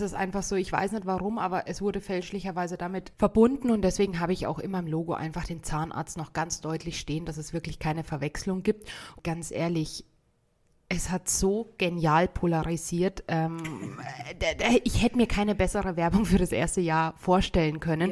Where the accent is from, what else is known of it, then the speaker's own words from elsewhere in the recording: Bad Tölz, Bavaria, Germany; also born or lived in North Rhine-Westphalia / Tübingen; now in Garmisch-Partenkirchen, Germany; ich bin gebürtige Tölzerin